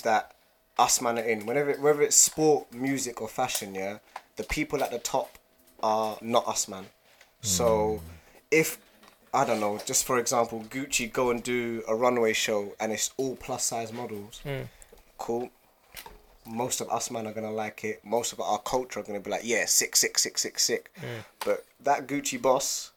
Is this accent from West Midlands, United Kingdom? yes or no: no; London, United Kingdom; I'm from East London